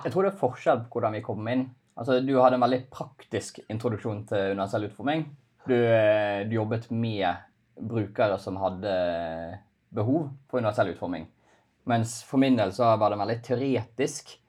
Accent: Bergen, Vestland, Norway; jeg er bergenser, litt kranglevåren

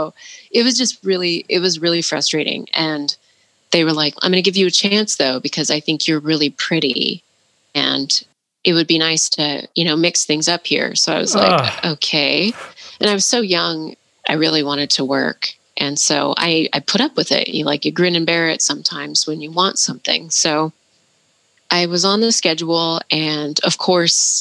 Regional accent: Portland, Oregon, United States; my experience of growing up in Portland and being around a lot of white people

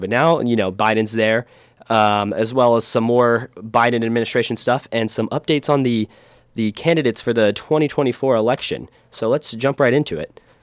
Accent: Ohio, United States; we're both from Ohio

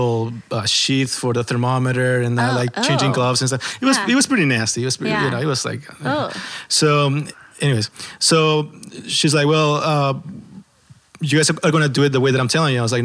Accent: El Salvador; moved away; I'm from El Salvador.

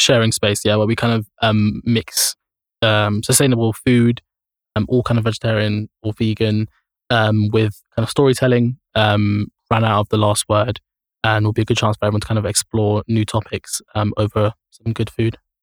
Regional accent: London, United Kingdom; as a teenager growing up in Camden

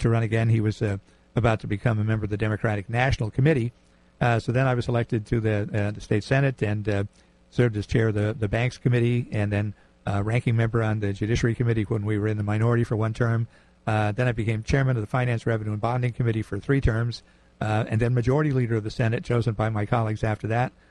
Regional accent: New Haven, Connecticut, United States; born in New Haven. Um, I lived here all of my life. Was uh, grew up in in uh, Fairhaven.

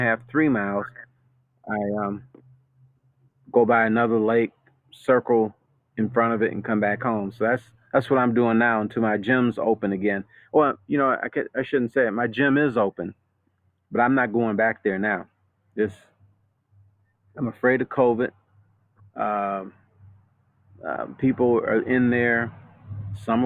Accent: United States; I'm an American

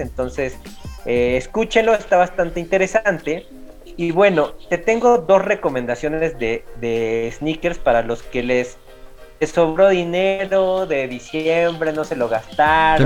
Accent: Mexico; como somos los mexicanos y de dónde venimos, pues nosotros venimos también de los, de los tianguis

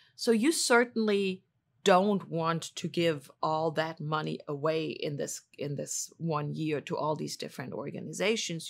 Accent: Germany; moved away as an adult; also born or lived in Washington, D.C.; now in St. Louis, United States; I'm originally from Germany

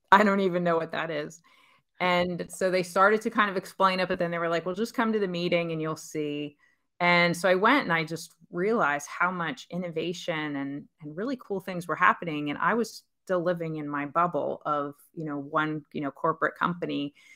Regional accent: Pennsylvania, United States; moved away as an adult; also born or lived in Pittsburgh / New York / Dallas / San Francisco; now in Charlotte, United States; I grew up in Pennsylvania. I lived there most of my life before I met my husband

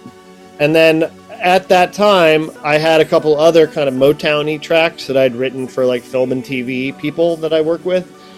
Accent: Ohio, United States; moved away; I'm from Ohio, so we kind of have a Midwestern thing going on

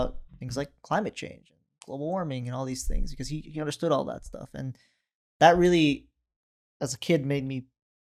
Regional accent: Oregon, United States; also born or lived in northern Iraq (Kurdistan); we moved to Oregon in 96

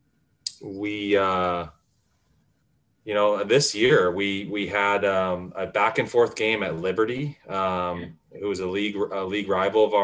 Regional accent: Mercer Island, Washington, United States; also born or lived in California; I grew up here on Mercer Island

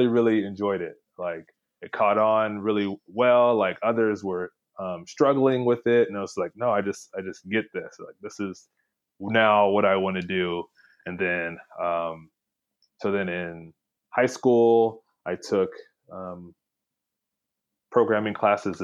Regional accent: Houston, Texas, United States; I'm from Houston, Texas, originally

